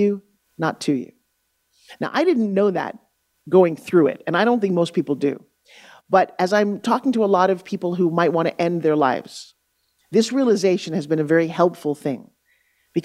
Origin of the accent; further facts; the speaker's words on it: Long Island, New York, United States; I grew up on Long Island, New York. I grew up talking like this, a tough truck driver